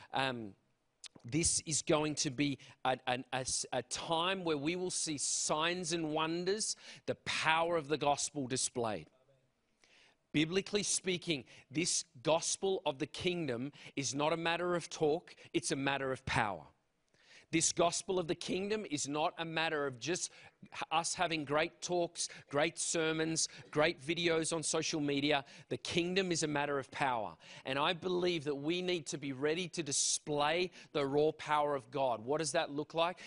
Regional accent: Canberra, Australian Capital Territory, Australia; moved away; I am from Australia.

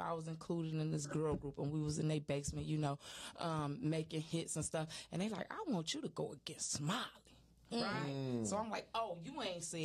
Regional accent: Detroit, Michigan, United States; I grew up on Linwood in Monterey

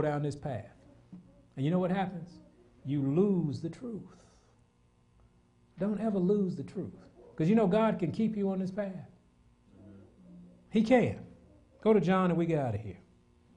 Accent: United States; I'm American

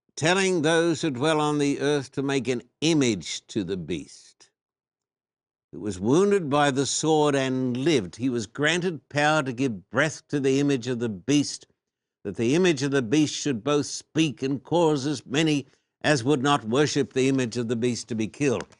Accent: Australia; moved away; I was brought up in Australia

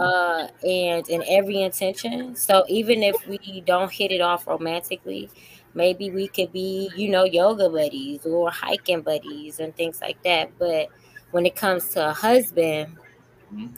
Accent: Chicago, Illinois, United States; I'm from Chicago

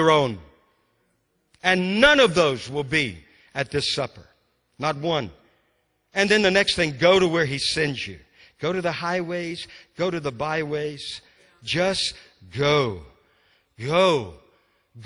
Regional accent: Louisiana, United States; moved away as an adult; also born or lived in Texas / Mississippi; because I'm from Louisiana

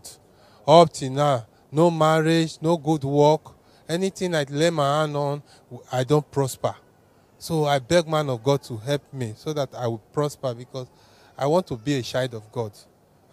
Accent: Warri, Delta, Nigeria; I come from Delta State, Warri

